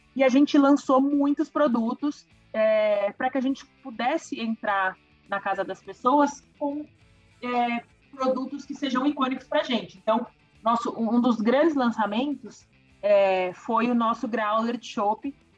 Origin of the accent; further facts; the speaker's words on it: Brazil; para a gente como brasileiro